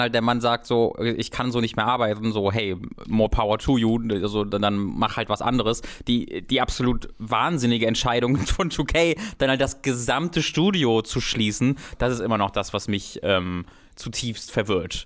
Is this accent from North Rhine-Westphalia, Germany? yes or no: yes; a village near Kevelaer, North Rhine-Westphalia, Germany; Kevela, ein Wallfahrtsort, also der ist in der Nähe von meinem Heimatdorf